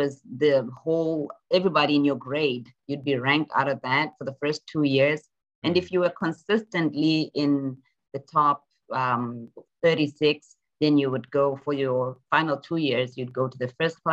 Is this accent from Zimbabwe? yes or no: yes; Zimbabwe; moved away as an adult; now in United States; I'm from Zimbabwe originally. And so I grew up in Zimbabwe. I went to high school in Zimbabwe, then came out here for college.